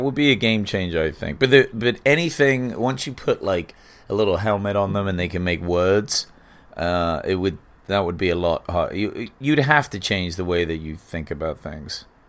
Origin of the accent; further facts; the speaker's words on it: England, United Kingdom; now in United States; growing up in England